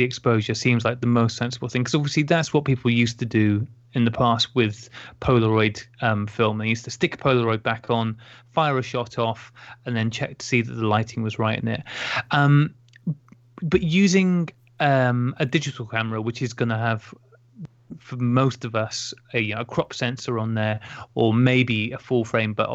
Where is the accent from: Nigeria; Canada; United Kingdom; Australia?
United Kingdom; Taunton, South West England; I was born in Taunton, Somerset Massive